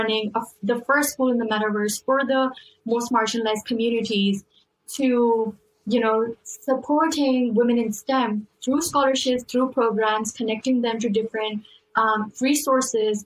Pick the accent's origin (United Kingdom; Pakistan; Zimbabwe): Pakistan; now in United States; I come from Pakistan